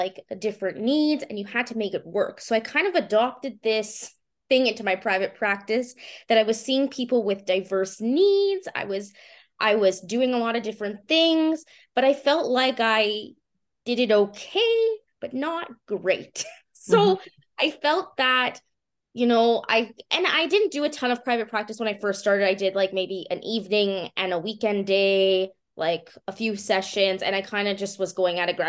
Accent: Winnipeg, Manitoba, Canada; I'm from Winnipeg, I should say, from the University of Manitoba in 2016.

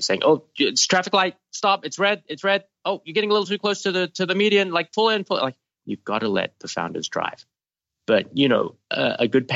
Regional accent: Australia; moved away as an adult; I grew up in Australia and went to university out there

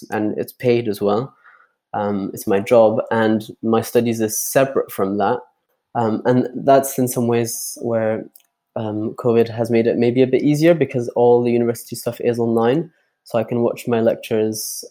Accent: Geneva, Switzerland; now in Edinburgh, United Kingdom; I'm originally from Geneva in Switzerland, living in Edinburgh just now.

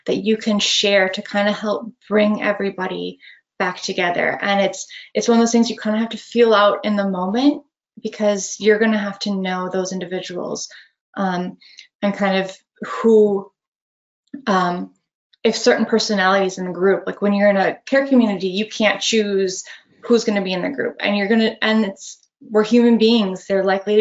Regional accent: Northeast Wisconsin, United States; I grew up in Northeast Wisconsin

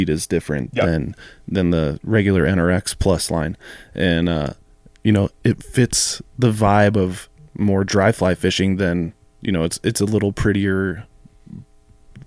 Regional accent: Colorado, United States; growing up in Colorado

